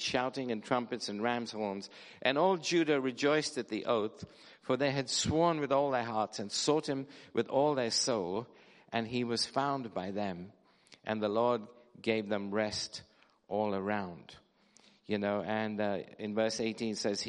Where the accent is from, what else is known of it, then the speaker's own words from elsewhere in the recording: London, United Kingdom; I come from Wembley Harrow area